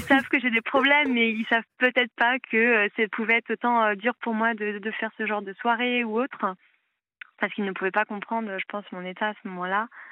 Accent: Paris, Île-de-France, France; moved away as an adult; Je viens de Paris

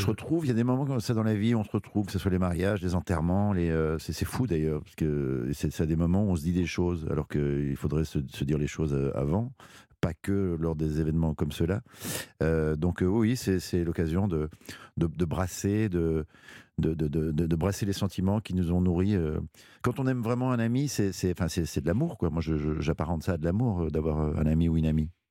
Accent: Belgium; c'est ma culture belge

